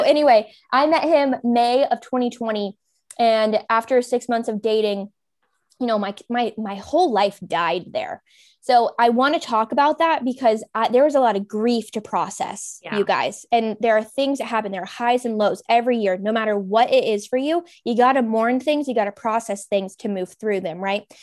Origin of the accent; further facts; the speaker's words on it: Kentucky, United States; moved away as an adult; also born or lived in California / Arizona / Los Angeles, California; now in Raleigh, United States; I'm from Kentucky originally. Well, I was in California and my parents divorced, moved to Kentucky, did high school, college